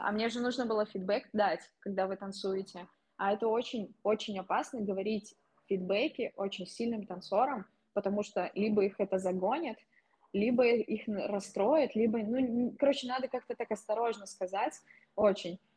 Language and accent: Russian; Russia; also born or lived in Kazan